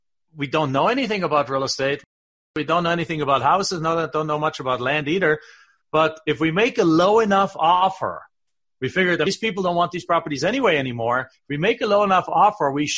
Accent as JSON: {"language": "English", "area": "south of Stuttgart", "region": "Baden-Württemberg", "country": "Germany", "moved": "yes", "lives_now": "United States", "said": "I'm from the southwest, south of Stuttgart. There's a big lake called Bodensee"}